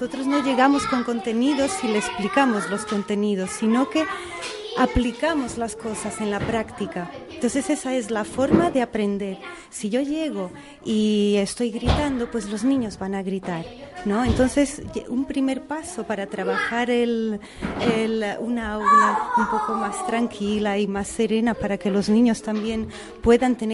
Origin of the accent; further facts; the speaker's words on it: Portugal; Spanish is a second language; moved away as an adult; now in Spain; Yo soy portuguesa.